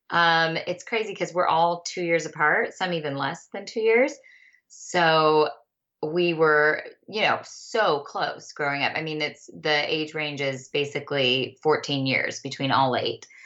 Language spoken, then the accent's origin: English; Bakersfield, California, United States; we moved around a lot when we were little, little, but we landed in Bakersfield.